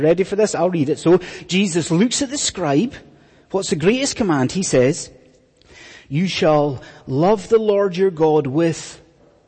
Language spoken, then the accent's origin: English; Scotland, United Kingdom; when I was growing up in Scotland, when I was in school in Scotland